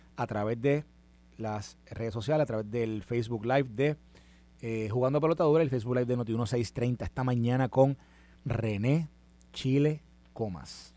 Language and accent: Spanish; Puerto Rico; Y yo le dije, "Puerto Rico"